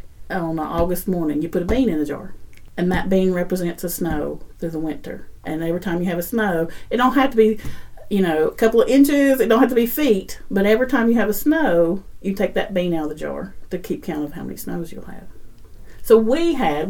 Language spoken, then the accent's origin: English; Marion, Virginia, United States; now in Rockford, Tennessee; I'm from Southwest Virginia. Well, our address was Marion, Virginia off of 81. And so that's where I grew up and I learned what I know.